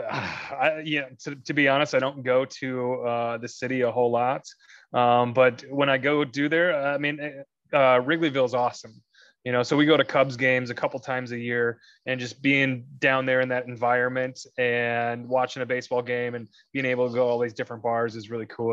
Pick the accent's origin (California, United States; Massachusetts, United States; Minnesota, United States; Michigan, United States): Minnesota, United States; moved away as an adult; also born or lived in Atlanta, Georgia; now in Illinois, United States; originally from Minnesota. Um, spent 18 years there, graduated there, and then I moved down to Atlanta, Georgia, lived there for eight glorious years